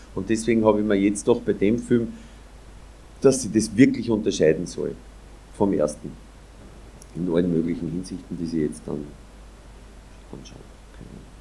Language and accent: German; Austria; wo ich herkomme, also Grenze zwischen Ober- und Niederösterreich, Ober der Donau